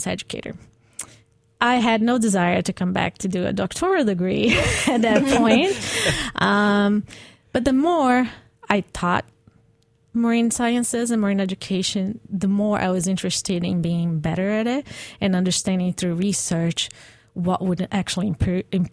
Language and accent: English; Brazil; moved away as an adult; I'm Brazilian, so I grew up in the Atlantic Ocean in Brazil, where it's warm and you can actually swim in.